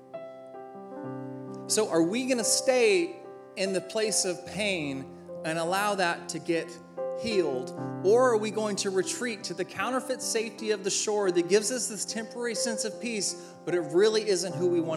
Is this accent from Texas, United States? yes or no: yes; Corpus Christi, Texas, United States; moved away; my hometown in Corpus Christi, Texas